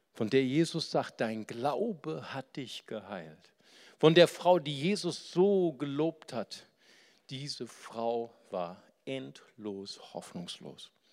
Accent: Germany; bei uns in Deutschland

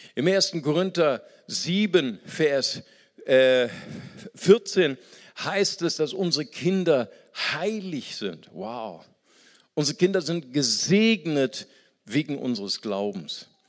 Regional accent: Germany

